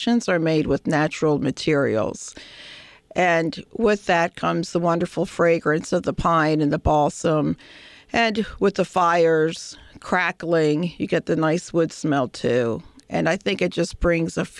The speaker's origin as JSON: {"language": "English", "town": "Philadelphia", "region": "Pennsylvania", "country": "United States", "tie": "born or raised there", "moved": "as an adult", "lives_now": "Williamsburg, United States", "said": "I grew up in the Delaware Valley area of Philadelphia"}